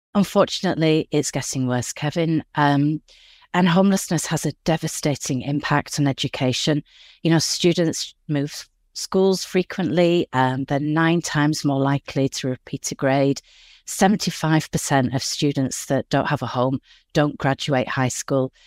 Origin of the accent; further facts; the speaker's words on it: Yorkshire and the Humber, United Kingdom; moved away as an adult; now in Los Angeles, United States; I grew up in West Yorkshire in England, and I moved here over twenty years ago